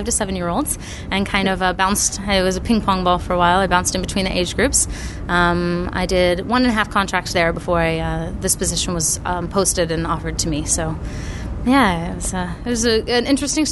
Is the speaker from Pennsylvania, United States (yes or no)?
no; Texas, United States; moved away as an adult; I was from Texas originally